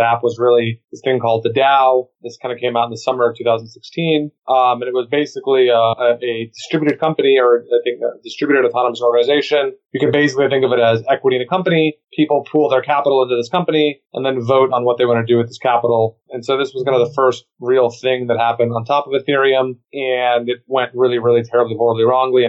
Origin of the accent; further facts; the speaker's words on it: Austin, Texas, United States; also born or lived in New York; I was born and raised in Austin